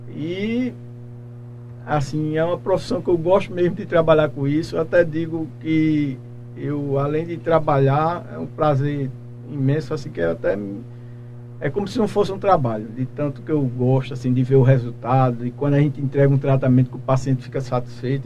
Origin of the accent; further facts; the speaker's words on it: Macaparana, Pernambuco, Brazil; moved away as an adult; now in Pedras de Fogo, Brazil; sou natural de Macaparana, mas já estou aqui em Pedras de Fogo